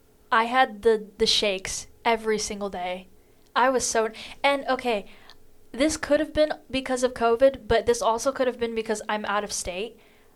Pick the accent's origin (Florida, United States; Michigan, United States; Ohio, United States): Florida, United States; Tampa; moved away as an adult; also born or lived in Demorest, Georgia; I come from a big, like, metropolitan diverse city. I'm from Tampa, Florida.